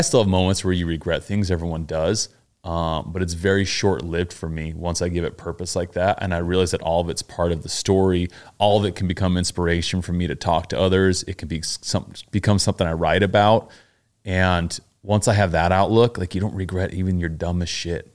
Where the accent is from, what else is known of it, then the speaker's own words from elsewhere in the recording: Pleasant Grove, Utah, United States; moved away as an adult; also born or lived in Mapleton, Utah / New York City; now in Los Angeles, United States; I grew up in Pleasant Grove and Mapleton, Utah, which are little towns